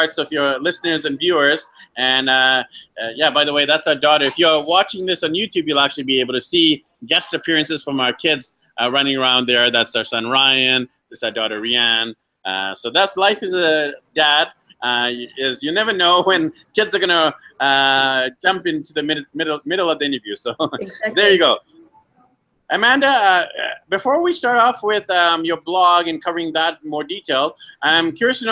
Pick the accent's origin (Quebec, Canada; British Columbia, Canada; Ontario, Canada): British Columbia, Canada; Vancouver; moved away as an adult; also born or lived in Medellin, Colombia; I'm actually from Vancouver, Canada, originally, and we actually left our home city, home province, home country